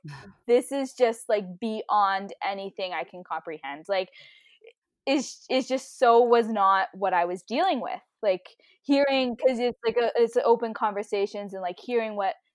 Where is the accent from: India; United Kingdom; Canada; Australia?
Canada; Ottawa, Ontario; moved away as an adult; also born or lived in Toronto, Canada; now in Calgary, Canada; I grew up in Battawa